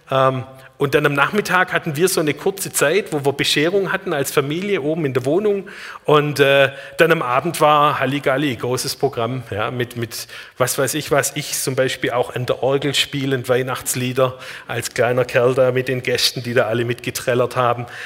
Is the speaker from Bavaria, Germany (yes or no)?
no; Marbach, Baden-Württemberg, Germany; born there; also born or lived in Black Forest; Ich bin 1970 in Marbach geboren.